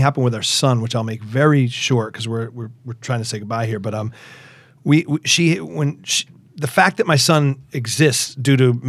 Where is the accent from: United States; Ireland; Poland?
United States; Natick, Massachusetts; also born or lived in Stow, Massachusetts; I was born in Natick, Mass.